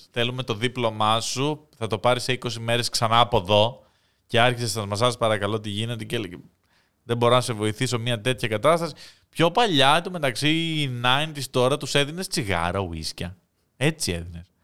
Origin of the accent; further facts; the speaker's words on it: Greece; Είμαι από την Ελλάδα.